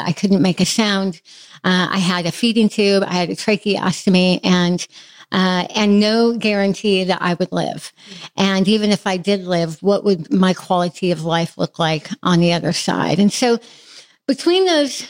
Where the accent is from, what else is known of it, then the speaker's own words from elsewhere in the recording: Midwest, United States; I have a really solid, fairly typical childhood of faith, growing up in the Midwest